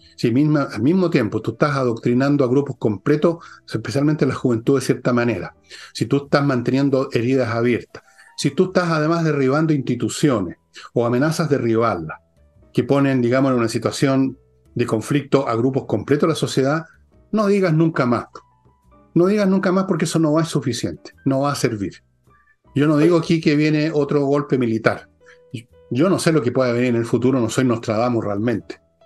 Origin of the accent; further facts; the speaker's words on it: Chile; somos todos chilenos